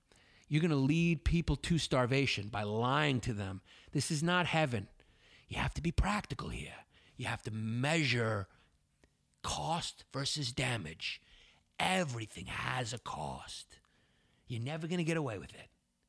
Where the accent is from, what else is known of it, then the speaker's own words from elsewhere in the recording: New York, United States; I grew up in Westchester.